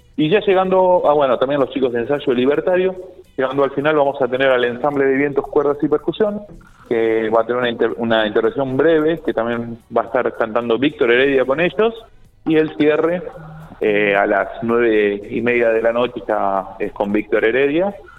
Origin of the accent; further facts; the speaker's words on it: Argentina; como argentinos